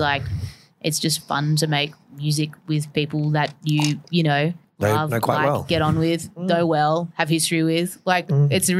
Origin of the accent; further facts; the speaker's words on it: Melbourne, Victoria, Australia; growing up in Melbourne